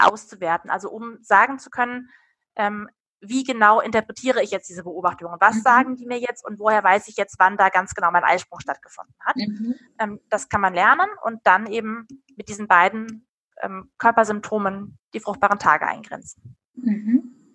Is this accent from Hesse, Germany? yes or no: yes; Darmstadt, Hesse, Germany; moved away as an adult; also born or lived in Bamberg / Munich; lebe inzwischen nach Stationen in Bamberg und München wieder in meiner alten Heimat in Darmstadt im Rhein-Main-Gebiet